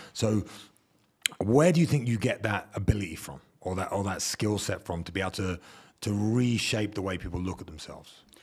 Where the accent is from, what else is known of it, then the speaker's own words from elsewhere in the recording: England, United Kingdom; as English people